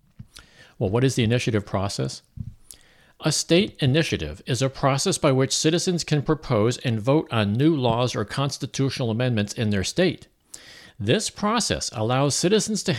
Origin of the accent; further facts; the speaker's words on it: Missouri, United States; my home state of Missouri